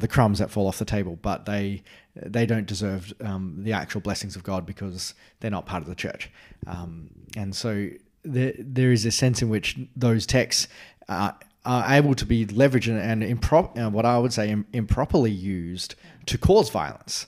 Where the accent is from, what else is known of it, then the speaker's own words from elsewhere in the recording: Australia; as an Australian